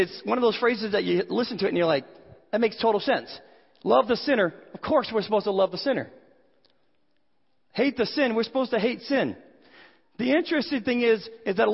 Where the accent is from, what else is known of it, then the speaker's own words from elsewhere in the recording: Boston, Massachusetts, United States; I had an uncle when I grew up in the Boston area